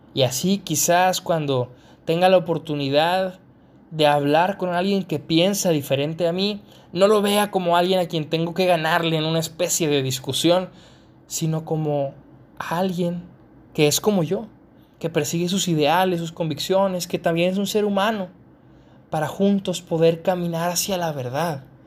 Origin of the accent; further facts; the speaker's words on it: Mexico; yo soy mexicano, al ser mexicano